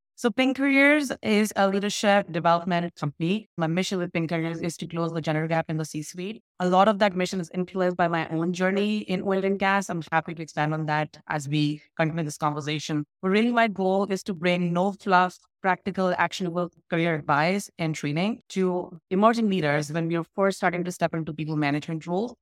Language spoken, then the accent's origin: English; Jaipur, Rajasthan, India; I up in India in a city called Jaipur